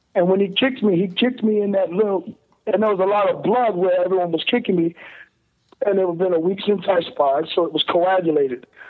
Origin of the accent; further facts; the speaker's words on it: Ohio, United States; I'm from Ohio, Midwest you know, farmers